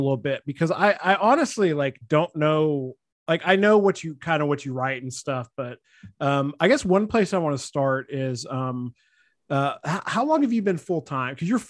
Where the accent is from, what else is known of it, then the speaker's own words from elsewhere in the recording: Mississippi, United States; I moved here from Mississippi.